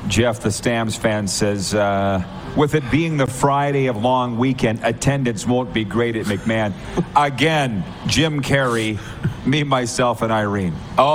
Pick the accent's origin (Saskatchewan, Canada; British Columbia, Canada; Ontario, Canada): Saskatchewan, Canada; I'm from Saskatchewan